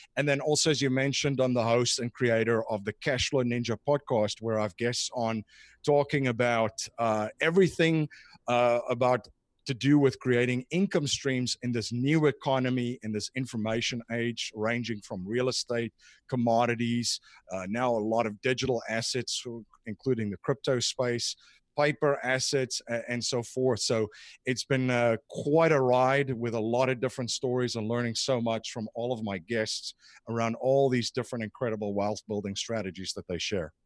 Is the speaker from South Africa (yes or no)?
yes; South Africa; moved away as an adult; now in United States; I grew up in South Africa